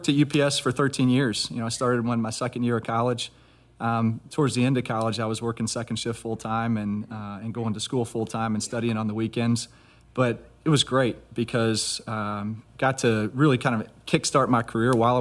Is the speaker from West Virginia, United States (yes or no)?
no; Louisville, Kentucky, United States; also born or lived in Indianapolis, Indiana; Kentucky's home. Grew up in Louisville, went to high school in Louisville